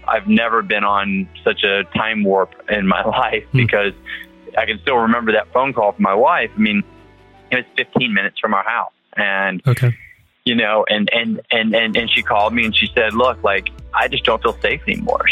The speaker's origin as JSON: {"language": "English", "region": "Texas", "country": "United States", "said": "I'm from Texas"}